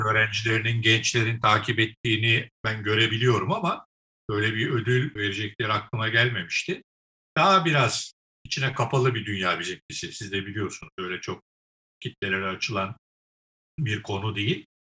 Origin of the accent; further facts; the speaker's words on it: Istanbul, Turkey; ben İstanbul doğumluyum. İstanbul'da doğdum, büyüdüm.